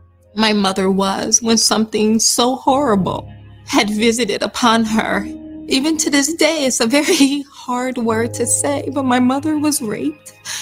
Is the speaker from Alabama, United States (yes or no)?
yes; Nitchburg, Alabama, United States; I grew up in Southern Alabama, very rural, one-stop sign town called Nitchburg.